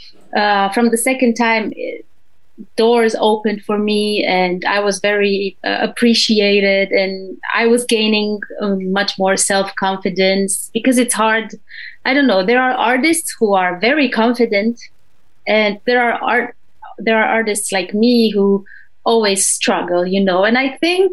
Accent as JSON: {"language": "English", "country": "Romania", "moved": "as an adult", "lives_now": "Switzerland", "said": "I started my own project back in Romania, because I'm originally from Romania"}